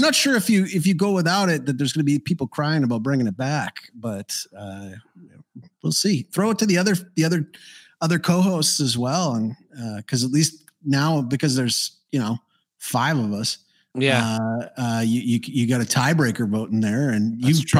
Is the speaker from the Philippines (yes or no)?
no; Canada; moved away as an adult; now in Paraguay; I'm Canadian